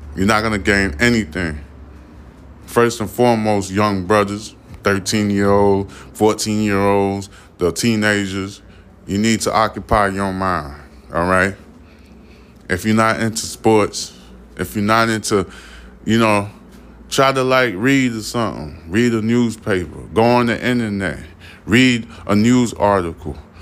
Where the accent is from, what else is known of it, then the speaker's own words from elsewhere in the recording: New York, United States; now in Houston, United States; I'm from New York, and I moved down south to, um, Houston, Texas.